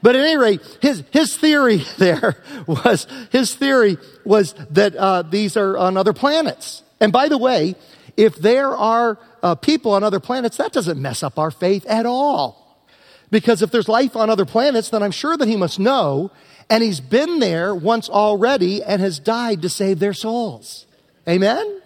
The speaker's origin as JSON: {"language": "English", "region": "Southern Virginia", "country": "United States", "tie": "born or raised there", "moved": "yes", "said": "as a young guy growing up in Southern Virginia near the North Carolina border"}